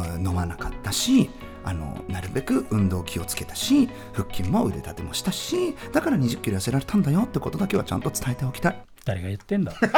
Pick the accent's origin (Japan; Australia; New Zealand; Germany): Germany; ドイツ生まれの30歳。